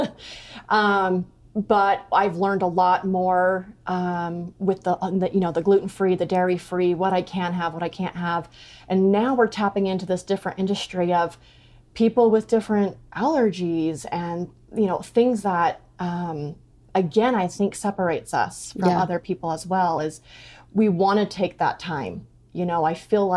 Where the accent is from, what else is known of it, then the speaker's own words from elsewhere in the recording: Rigby, Idaho, United States; moved away as an adult; also born or lived in Oregon; I'm originally from Rigby, but we moved back to Idaho